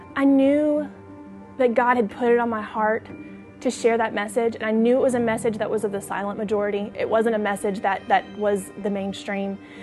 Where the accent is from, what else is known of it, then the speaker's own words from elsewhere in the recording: Shreveport, Louisiana, United States; I'm twenty-two years old, and I'm from Shreveport, Louisiana